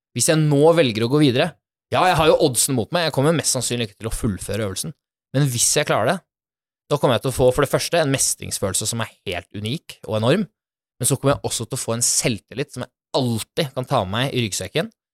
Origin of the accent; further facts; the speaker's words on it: Bærum, Akershus, Norway; jeg er jo opprinnelig fra Bærum. En helt eh, vanlig gutt som er født og oppvokst der.